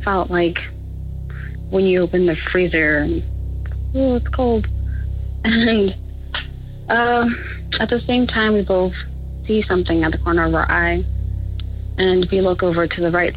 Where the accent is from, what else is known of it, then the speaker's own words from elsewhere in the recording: Azusa, California, United States; I'm from Los Angeles, California, San Gabriel Valley, Azusa to be specific